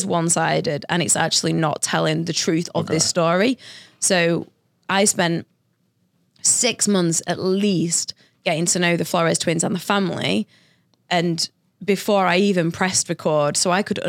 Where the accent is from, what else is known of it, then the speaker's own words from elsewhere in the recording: Sheffield, Yorkshire and the Humber, United Kingdom; Well, I'm from Yorkshire, which is the county, and the city I'm from is called Sheffield.